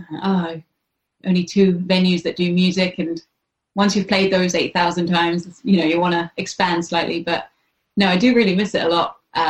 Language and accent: English; King's Lynn, East of England, United Kingdom; moved away as an adult; also born or lived in Hackney, London / Walthamstow, London; now in London, United Kingdom; me and Lauren, the bass player, we're from Kings Lynn.